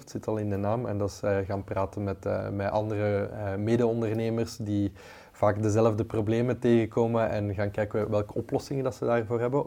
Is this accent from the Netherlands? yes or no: no; Leuven, Flanders, Belgium; ik ben zelf van het Leuvense